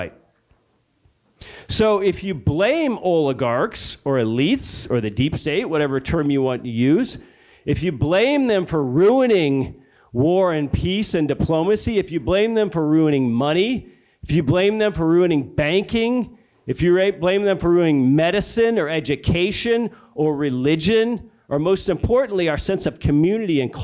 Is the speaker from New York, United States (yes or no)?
no; Alabama, United States; my home state of Alabama